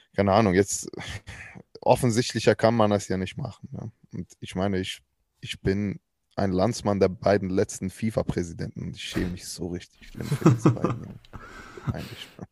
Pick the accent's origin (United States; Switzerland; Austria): Switzerland; Ich bin ja Schweizer